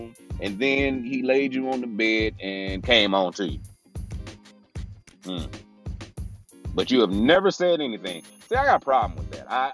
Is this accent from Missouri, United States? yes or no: yes; Kansas City, Missouri, United States; moved away as an adult; now in Dallas, United States; Yes, I was born and raised in Kansas City, Missouri